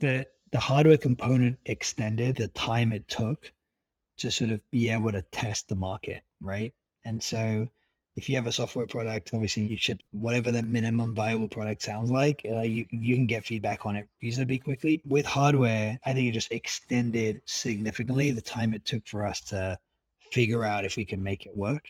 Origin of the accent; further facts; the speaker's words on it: United Kingdom; being British